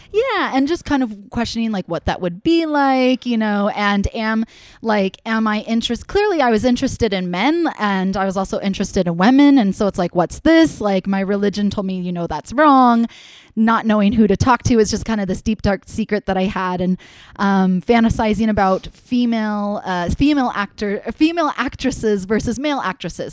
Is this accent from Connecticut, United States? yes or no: yes; Connecticut, United States; growing up in Connecticut, like people don't get married in their young 20s in Connecticut